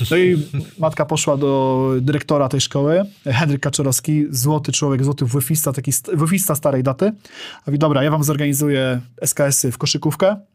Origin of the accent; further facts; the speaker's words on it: Zelów, Łódź Voivodeship, Poland; z bardzo małej miejscowości, Zelów.